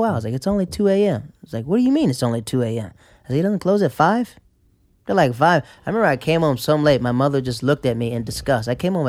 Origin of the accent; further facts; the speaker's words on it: the south, Netherlands; I was from Caniberglan. They were shut down.